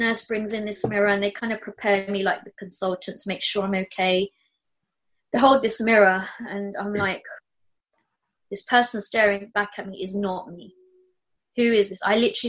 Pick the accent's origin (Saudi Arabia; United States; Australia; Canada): Australia; Everyone, I'm just Aussie, you know.